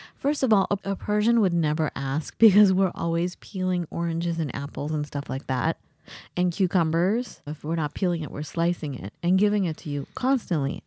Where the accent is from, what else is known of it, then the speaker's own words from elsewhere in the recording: United States; also born or lived in England; as an American student